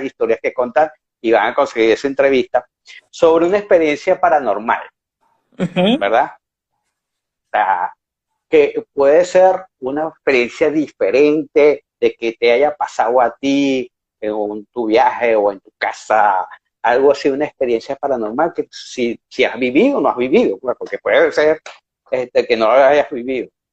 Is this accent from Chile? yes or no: no; Venezuela; moved away; mi pasaporte está vencido